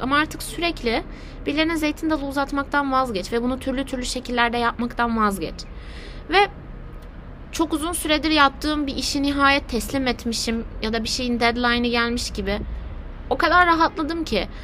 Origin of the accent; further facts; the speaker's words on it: Aegean Region, Turkey; Sadece bir Egeli olarak